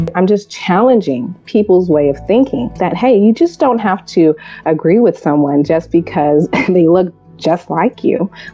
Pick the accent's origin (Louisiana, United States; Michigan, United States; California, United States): California, United States; i grew up in california